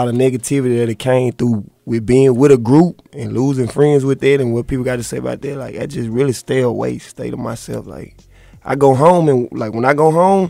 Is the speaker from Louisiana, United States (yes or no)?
yes; Monroe, Louisiana, United States; I'm from Monroe.